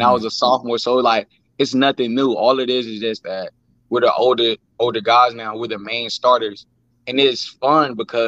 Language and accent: English; Tallahassee, Florida, United States; now in New Bern, United States; I'm from Tallahassee, Florida. I went to FAMU DRS Elementary School